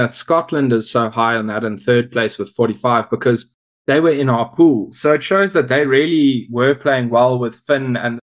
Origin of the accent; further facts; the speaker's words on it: South Africa; so great being a South African now.